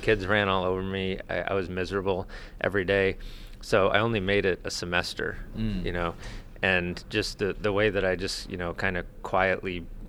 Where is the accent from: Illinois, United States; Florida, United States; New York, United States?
Florida, United States; Pasco County; moved away as an adult; I'm from Pasco County, so two counties south of Citrus County, and I used to drive through it on my way to college and back all the time.